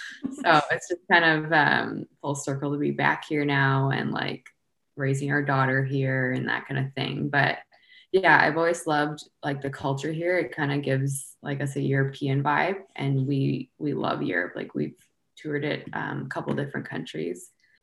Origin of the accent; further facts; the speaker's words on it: Waterloo, Ontario, Canada; also born or lived in London, Ontario / Newfoundland; I was born and raised in Waterloo, Ontario. We still settle there now in the off season, and my husband's from Hamilton, Ontario. So it's only about an hour from there.